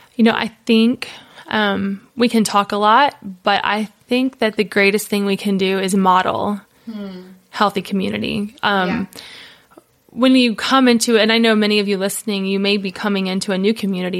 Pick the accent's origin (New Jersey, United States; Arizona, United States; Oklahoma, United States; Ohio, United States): Ohio, United States; Cincinnati; now in Tennessee, United States; I'm from the Buckeye State, Ohio. So born and raised Cincinnati, Ohio